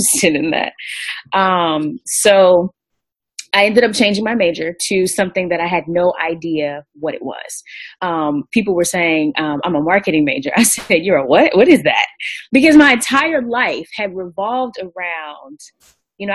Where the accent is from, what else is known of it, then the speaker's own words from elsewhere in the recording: Greensboro, North Carolina, United States; I'm definitely from Greensboro